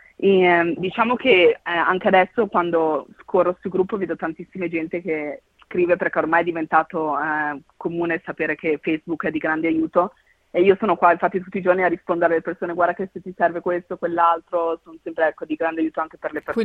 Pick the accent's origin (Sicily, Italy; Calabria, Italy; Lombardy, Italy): Lombardy, Italy; Mantua; now in Australia; io sono di Mantova